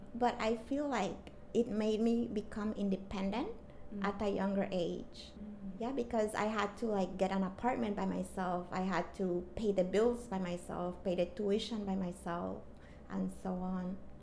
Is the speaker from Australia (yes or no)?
no; Belize; moved away as an adult; now in Taiwan; I'm from the beautiful and tropical country of Belize